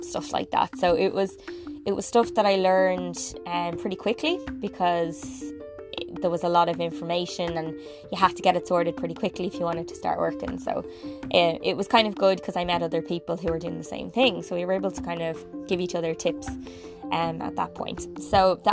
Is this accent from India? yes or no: no; Ireland; moved away as an adult; growing up in Ireland